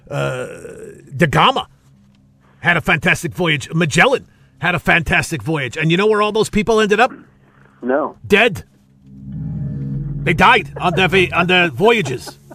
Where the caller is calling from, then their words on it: Las Vegas, Nevada, United States; I'm calling you from Las Vegas.